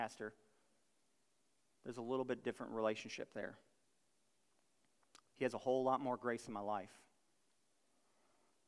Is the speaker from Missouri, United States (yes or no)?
no; Buffalo, New York, United States; I'm from Buffalo, New York.